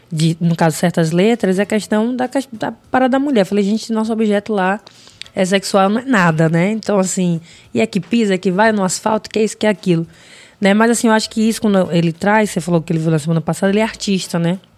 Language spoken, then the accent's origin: Portuguese; Northeast Region, Brazil; Porque eu sou mulher e sou preto, sou do Nordeste?